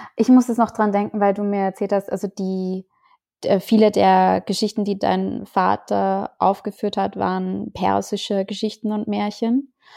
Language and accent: German; Austria; ich bin Österreicherin